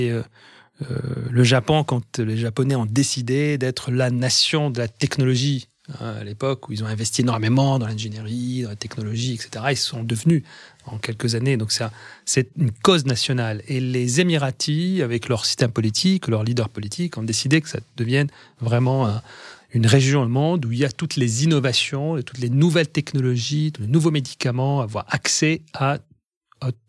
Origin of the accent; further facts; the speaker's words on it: France; pour moi, je suis français, je suis, j'ai mon pays, j'ai ma patrie, j'ai mon, mes racines sont en France